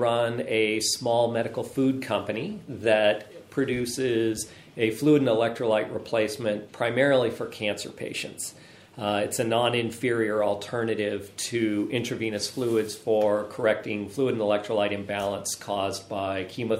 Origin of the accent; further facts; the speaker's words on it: Del Mar, California, United States; moved away as an adult; now in Woodside, United States; I am from Southern California originally. I grew up in a small town, roughly the same size of Woodside, called Del Mar. It's in northern San Diego County. I moved to Woodside in 1992 and have been an incredibly happy resident ever since.